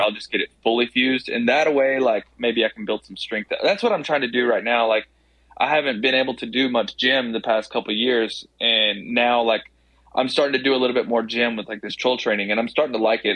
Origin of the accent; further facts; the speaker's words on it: Tennessee, United States; I'm I'm from Tennessee